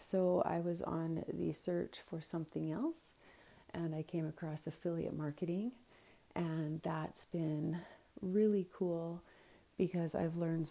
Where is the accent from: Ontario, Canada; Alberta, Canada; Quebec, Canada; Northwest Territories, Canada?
Alberta, Canada; now in Edson, Canada; I'm born and raised in Alberta, Canada